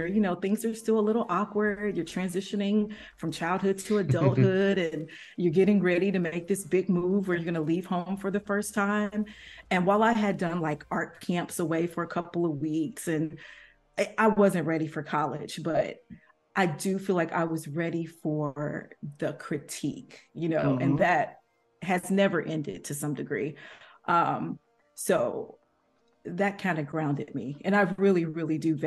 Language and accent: English; Kansas City, Kansas, United States; moved away as an adult; also born or lived in Providence; I grew up in Kansas City on the Kansas side